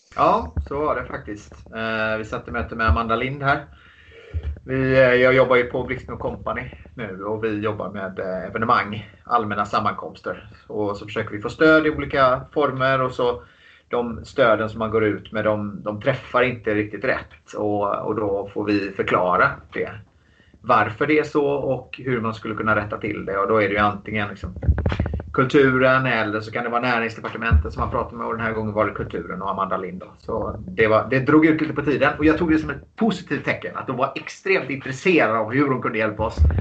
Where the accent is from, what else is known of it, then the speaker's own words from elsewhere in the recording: Gothenburg, Västra Götaland, Sweden; Jag, jag kommer från eh, Göteborg